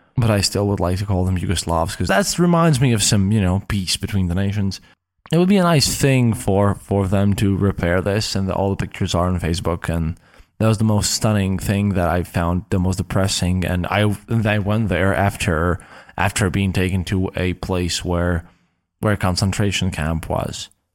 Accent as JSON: {"language": "English", "country": "Latvia", "said": "I'm coming from Latvia, from the Baltics, where we don't have a lot of Muslims."}